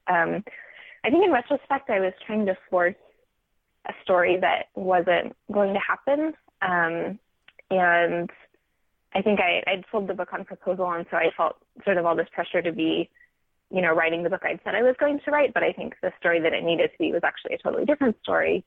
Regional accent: Silicon Valley, California, United States; I grew up in the Silicon Valley and continue to live in California

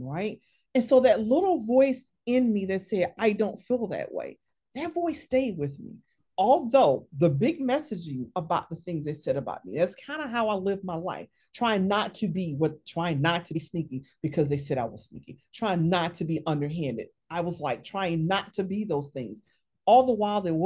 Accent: the South, United States; I grew up in the South

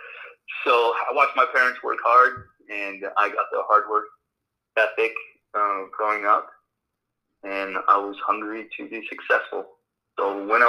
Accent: Los Angeles, California, United States; English is a second language; also born or lived in Romania; I grew up in Los Angeles, but I was born in Romania. I came to the United States when I was one

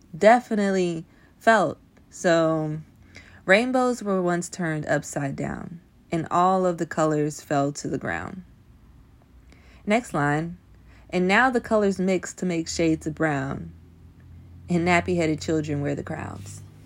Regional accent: Nashville, Tennessee, United States; I grew up in the South. I grew up in Nashville. I'm from Nashville, Tennessee

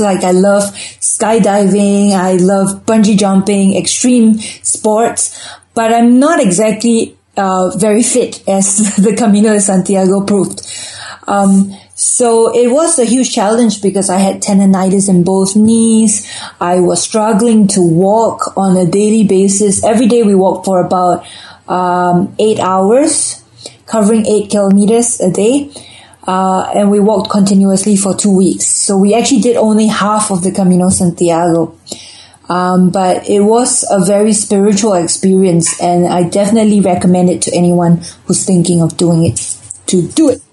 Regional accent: Singapore; moved away as an adult; also born or lived in London; growing up in Singapore, we're a pretty consumeristic society

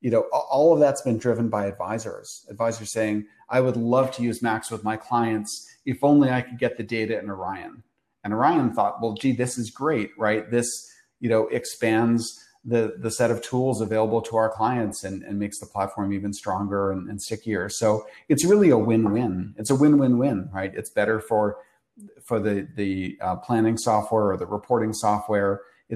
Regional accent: Canada; moved away as an adult; now in New York City, United States; I grew up in Canada

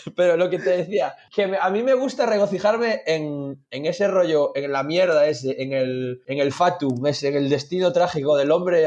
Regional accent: Galicia, Spain; aquí en Galicia

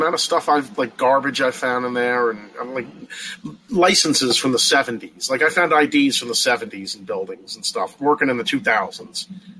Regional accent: Long Island, New York, United States; Born and raised on Long Island, 40 years old. I lived here my whole life. I work in the city.

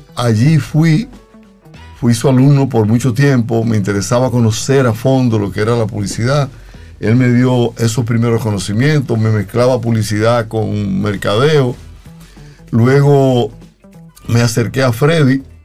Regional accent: Pimentel, Duarte, Dominican Republic; yo soy oriundo de un pueblito a 22 kilómetros de San Francisco de Macorís, llamado Pimentel

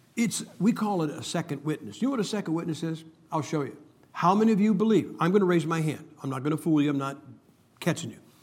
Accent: Ohio, United States; I am from Ohio.

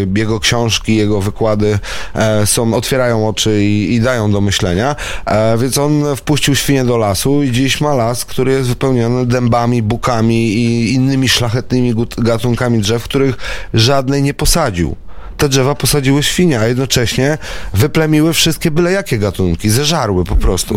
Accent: Warsaw, Masovian Voivodeship, Poland; moved away as an adult; now in Tomaszyn, Poland; Ja jestem z urodzenia warszawiakiem, wychowanym w Warszawie

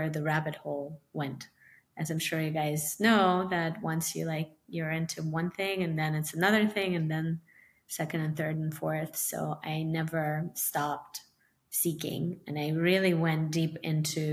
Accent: Ukraine; also born or lived in New York; now in Miami, United States; I'm from Ukraine originally, and I moved to Miami from New York

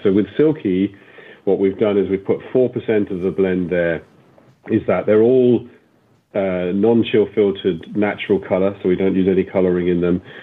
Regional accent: England, United Kingdom; I grew up in England, we used to come to Ireland for all of our summers.

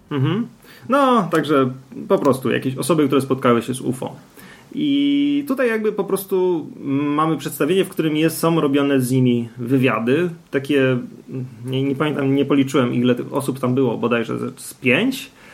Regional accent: Gliwice, Silesian Voivodeship, Poland; ja jestem z Gliwic

